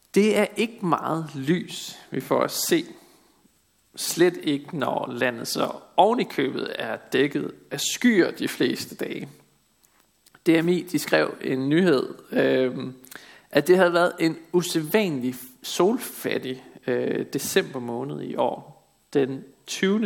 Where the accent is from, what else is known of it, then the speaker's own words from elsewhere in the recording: Denmark; vi som danskere er et folk, der vandrer i mørket